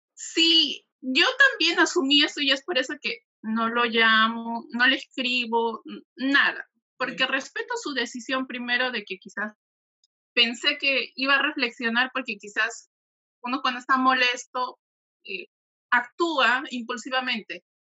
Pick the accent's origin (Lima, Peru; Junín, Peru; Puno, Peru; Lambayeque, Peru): Puno, Peru; Juliaca; soy de Juliaca, de Perú.